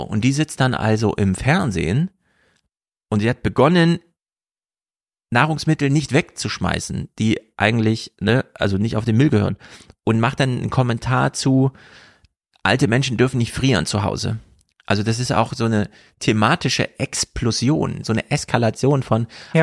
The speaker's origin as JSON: {"language": "German", "region": "East Germany", "country": "Germany", "said": "als Ostdeutscher"}